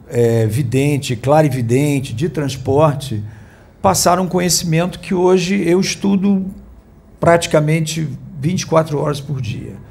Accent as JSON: {"language": "Portuguese", "region": "Rio de Janeiro", "country": "Brazil", "said": "eu sou ex-jornalista atual músico. É de qual estado? Sou aqui do Rio de Janeiro, moro no bairro de Copacabana."}